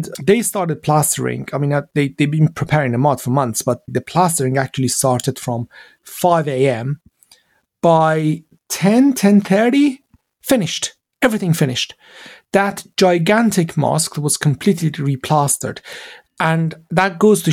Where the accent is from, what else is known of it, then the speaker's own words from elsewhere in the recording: Iran; English is a second language; moved away as an adult; now in London, United Kingdom; growing up in Iran